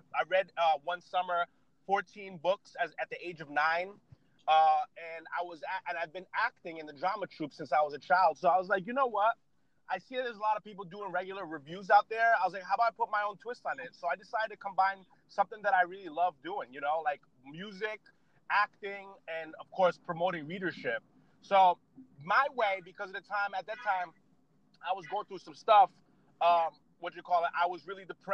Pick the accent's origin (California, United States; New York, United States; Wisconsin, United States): New York, United States; Yonkers; also born or lived in Connecticut; now in Boston, United States; I'm from New England, United States of America, born in New York, lived in Connecticut, and now living in Boston